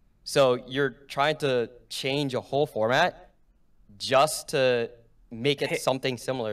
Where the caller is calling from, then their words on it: New Jersey, United States; Bergen County, New Jersey.